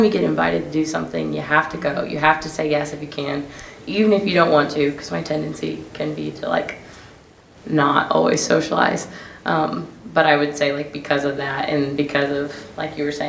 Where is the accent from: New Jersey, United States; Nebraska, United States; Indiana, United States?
Indiana, United States; Bloomington; I'm from Bloomington